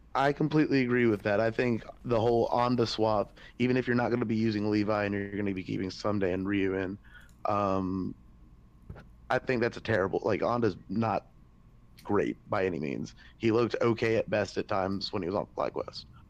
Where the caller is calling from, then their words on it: Myrtle Beach, South Carolina, United States; I'm calling from uh, Myrtle Beach, South Carolina.